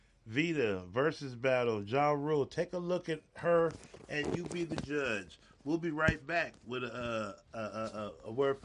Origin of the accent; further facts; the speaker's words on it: New York, United States; And I'm from New York.